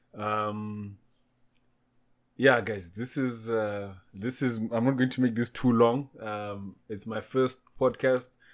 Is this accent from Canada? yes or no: no; Zimbabwe; also born or lived in Namibia; now in South Africa; I was born in Zimbabwe. I reside in South Africa. Uh, stayed in Namibia before